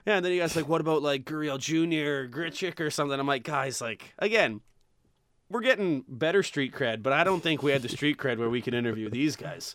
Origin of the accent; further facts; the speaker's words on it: Saskatchewan, Canada; I'm from Saskatchewan